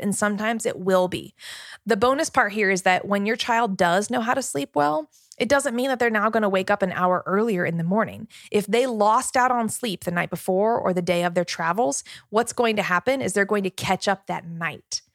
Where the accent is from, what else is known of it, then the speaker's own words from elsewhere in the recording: Richmond, Virginia, United States; I'm from Virginia, I'm here in Virginia